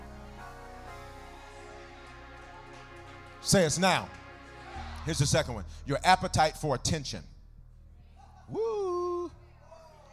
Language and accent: English; the South, United States; I'm from the South